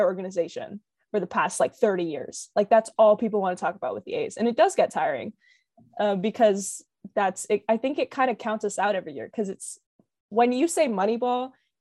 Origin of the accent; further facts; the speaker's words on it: West Coast, United States; I'm from the West Coast